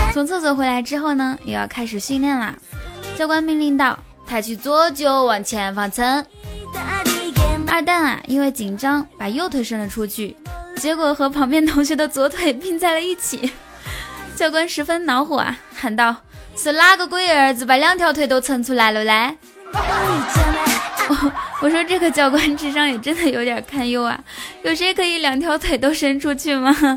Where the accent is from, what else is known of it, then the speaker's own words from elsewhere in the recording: Inner Mongolia, China; moved away as an adult; 我来自，来自内蒙古